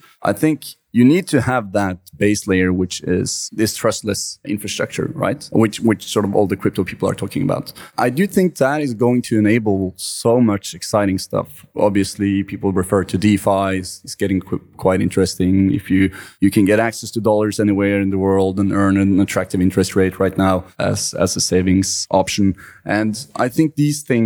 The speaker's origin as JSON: {"language": "English", "country": "Norway", "said": "I'm from Norway and we have a lot of trust in each other and the financial system"}